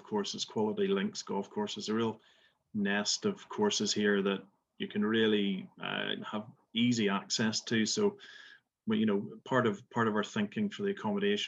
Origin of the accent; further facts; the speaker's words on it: Belfast, Northern Ireland, United Kingdom; moved away as an adult; also born or lived in west coast of Scotland; now in Scotland, United Kingdom; as you can tell from my accent, I'm not from Scotland, but I'm originally from Belfast, and I've been over in the west coast of Scotland for just about 20 years.